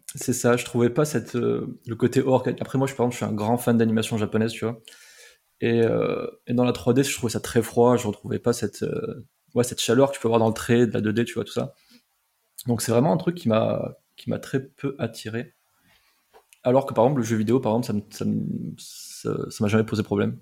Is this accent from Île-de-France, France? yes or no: no; Montpellier, Occitania, France; je suis de Montpellier à la base. Et euh, comme c'était à Montpellier, je me suis dit, bah, c'est top, il y a une école de, ce que je veux faire, en fait, dans ma ville, quoi. Et c'était vraiment genre à 15 minutes à pied de chez moi